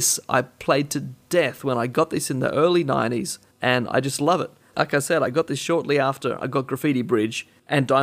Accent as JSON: {"language": "English", "country": "Australia", "said": "we're Australian"}